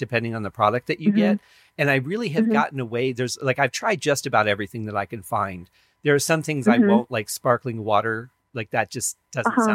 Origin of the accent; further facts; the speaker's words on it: Michigan, United States; also born or lived in Colorado / Arizona; now in Las Vegas, United States; I grew up in Michigan, so it's a little different than it is here in Vegas